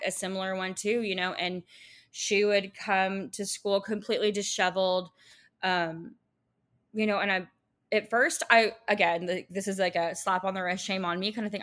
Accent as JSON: {"language": "English", "region": "Texas", "country": "United States", "said": "I'm from Texas"}